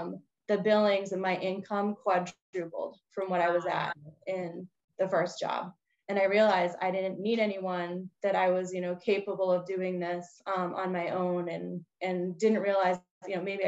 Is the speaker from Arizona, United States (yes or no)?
no; Bridgewater, Massachusetts, United States; I grew up on the South Shore of Massachusetts in a town called Bridgewater. And I grew up with this, raised by a single mom, had two younger sisters, all girls in the family.